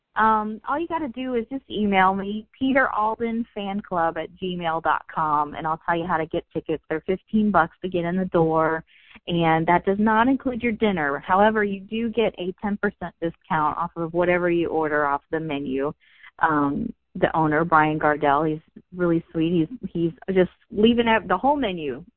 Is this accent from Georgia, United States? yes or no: no; Orlando, Florida, United States; born and raised in Orlando